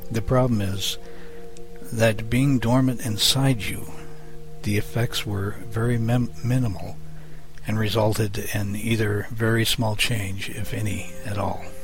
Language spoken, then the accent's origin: English; Ireland; I'm a druid from Ireland